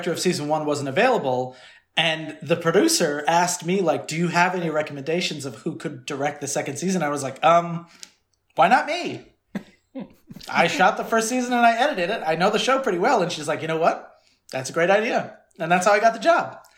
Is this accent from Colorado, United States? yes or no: no; Connecticut, United States; So that shot in Connecticut, actually in my hometown